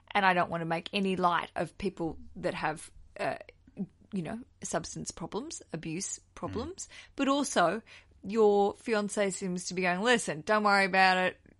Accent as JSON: {"language": "English", "country": "Australia", "accent": "Aussie", "said": "another Aussie accent"}